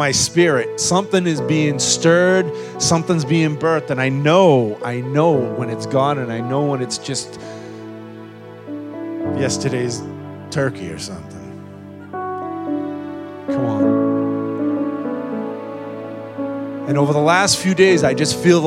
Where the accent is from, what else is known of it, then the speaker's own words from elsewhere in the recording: United States; us as American Christians